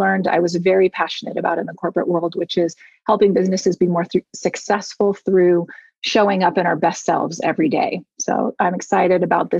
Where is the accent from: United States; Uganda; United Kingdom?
United States; moved away as an adult; now in Munich, Germany; I am an American expat living in Munich, Germany